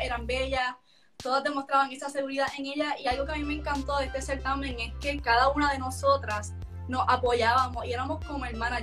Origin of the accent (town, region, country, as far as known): Puerto Rico